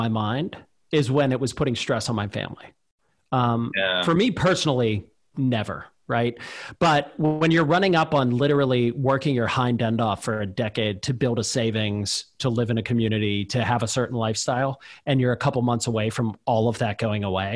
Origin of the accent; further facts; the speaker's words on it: Pittsburgh, Pennsylvania, United States; I grew up in Pittsburgh, Pennsylvania, and my dad threw me into a factory